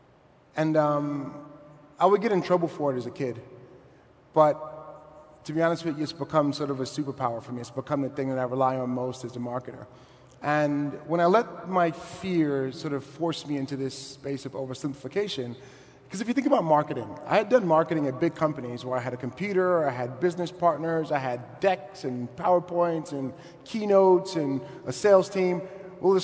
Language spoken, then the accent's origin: English; New York City, New York, United States; I'm from Brooklyn, not the sexy Brooklyn you see on TV now, but the not so sexy Brooklyn